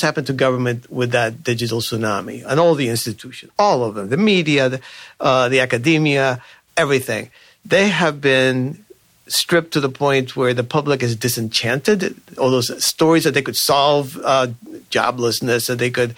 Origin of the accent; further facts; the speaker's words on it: Cuba; now in Virginia, United States; I myself am an immigrant. I come from Cuba.